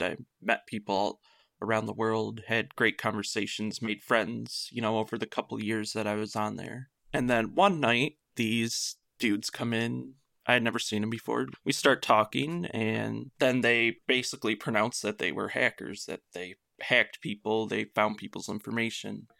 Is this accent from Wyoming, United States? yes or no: no; Michigan, United States; I am from Michigan